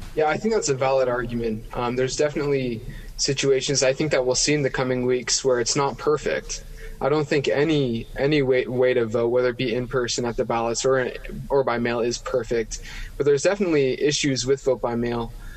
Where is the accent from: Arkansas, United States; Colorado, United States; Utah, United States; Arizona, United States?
Utah, United States; Ephraim; That's my home county. I grew up in Ephraim in central Utah